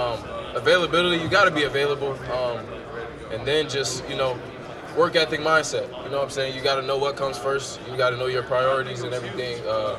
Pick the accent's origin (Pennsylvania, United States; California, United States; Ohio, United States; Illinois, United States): Illinois, United States; Chicago; also born or lived in Naperville, Illinois; I'm from Chicago, but I went to high school in Naperville